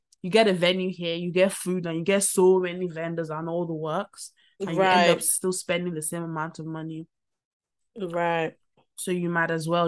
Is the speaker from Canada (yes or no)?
no; Nigeria; as a Nigerian